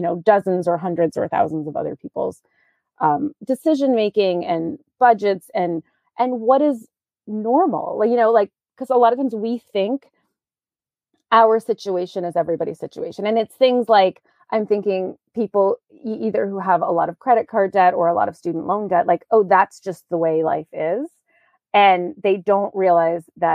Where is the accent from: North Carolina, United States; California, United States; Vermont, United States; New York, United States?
New York, United States; moved away as an adult; also born or lived in Virginia; now in Maine, United States; I grew up in New York and I went to college in Virginia